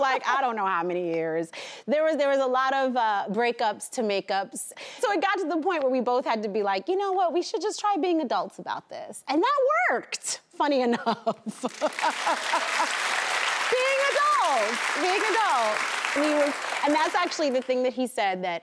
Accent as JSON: {"language": "English", "town": "New York City", "region": "New York", "country": "United States", "tie": "born or raised there", "said": "I grew up backstage on Broadway."}